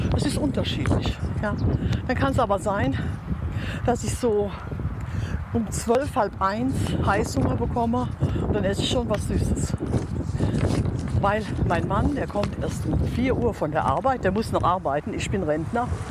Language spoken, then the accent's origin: German; above Cochem on the Moselle, Rhineland-Palatinate, Germany; bei meinem Heimatort. Das ist oberhalb von Kochum an der Mosel.